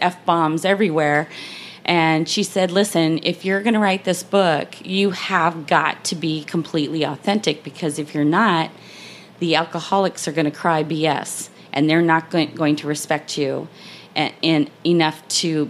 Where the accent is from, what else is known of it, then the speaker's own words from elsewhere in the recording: Montana, United States; now in Jacksonville, United States; I hail from Montana